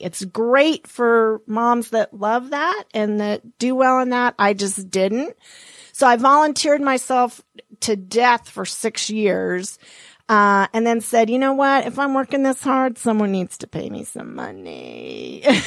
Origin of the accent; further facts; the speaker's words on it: Montana, United States; moved away; I was born and raised in Montana.